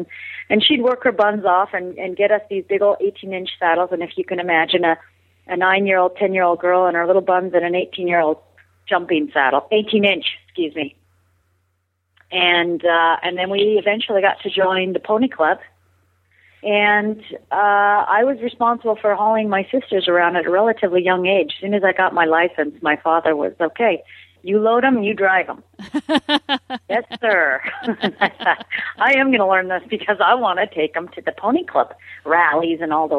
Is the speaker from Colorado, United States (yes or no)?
yes; Colorado, United States; also born or lived in Phoenix, Arizona; Okay, I was born in Phoenix, Arizona. My father, a pilot in the Air Force, and then eventually a pilot for United Airlines. We moved around a lot. And so we ended up in Colorado for a larger period of my childhood.